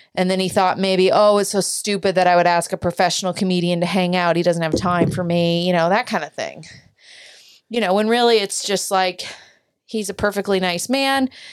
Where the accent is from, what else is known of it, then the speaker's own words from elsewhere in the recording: United States; I'm an American